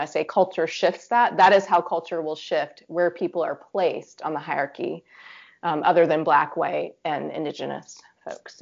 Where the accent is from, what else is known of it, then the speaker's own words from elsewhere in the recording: Virginia, United States; also born or lived in Pacific Northwest; I grew up in Virginia